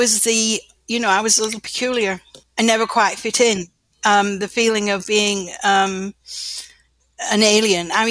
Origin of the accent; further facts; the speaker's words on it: North Wales, United Kingdom; also born or lived in Lancashire, England; I was born in Lancashire in the north of England, and when I was 10 years old, we moved to North Wales